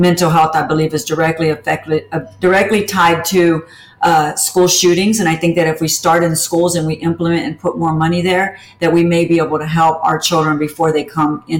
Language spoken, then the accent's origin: English; Houston, Texas, United States; I'm from Texas and everything comes in giant portions